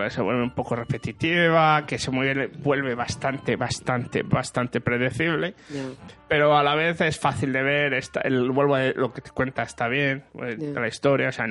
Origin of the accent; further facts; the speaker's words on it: France; Spanish is a second language; Ya sabes cómo soy francesa algunas veces.